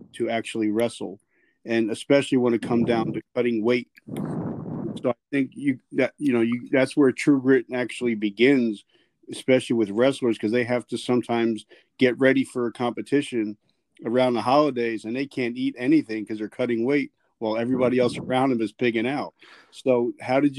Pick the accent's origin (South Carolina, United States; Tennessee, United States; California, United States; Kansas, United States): South Carolina, United States; moved away; also born or lived in Georgia; I'm originally from South Carolina